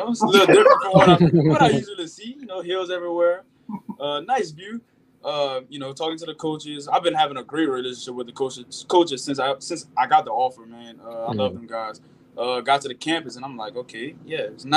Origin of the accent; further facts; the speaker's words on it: Opelousas, Louisiana, United States; moved away; I grew up in Opelousas, Louisiana, a small town about 45 minutes away from Baton Rouge, Louisiana.